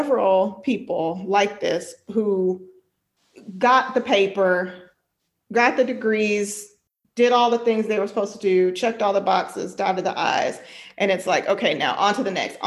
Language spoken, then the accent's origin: English; El Paso, Texas, United States; I'm from Texas and I'm from El Paso